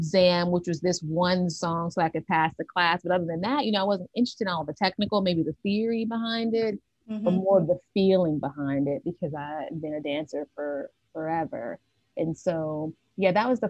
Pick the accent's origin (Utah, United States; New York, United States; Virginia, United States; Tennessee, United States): Tennessee, United States; Nashville; I was born and raised in Nashville, Tennessee. I've been here all of my life